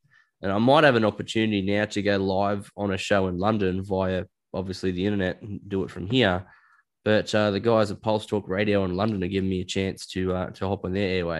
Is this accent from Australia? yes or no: yes; Australia; Being Australian, yeah, sure. Being Australian does help.